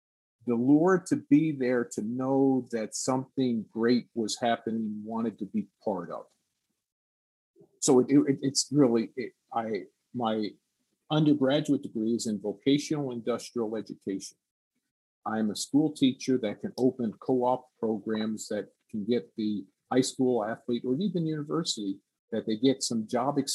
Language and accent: English; Woodbridge, New Jersey, United States; growing up in New Jersey, and I was a linebacker